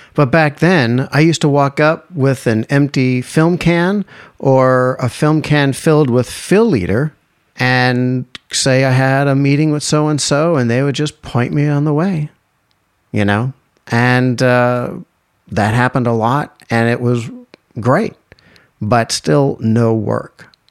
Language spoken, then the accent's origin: English; East Coast, United States; moved away as an adult; also born or lived in Glendale, California; I grew up on the East Coast where it was green and four seasons.